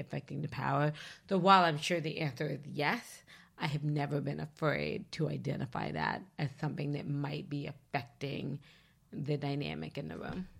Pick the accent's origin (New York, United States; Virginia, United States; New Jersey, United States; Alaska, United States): Virginia, United States; Leesburg; Leesburg, Virginia. So I'm from Northern Virginia, but, like, the southernmost tip of Northern Virginia